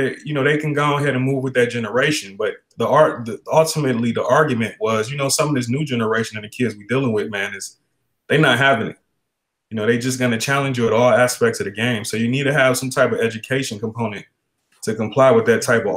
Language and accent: English; Detroit, Michigan, United States; now in Arizona, United States; I'm from Detroit, Michigan.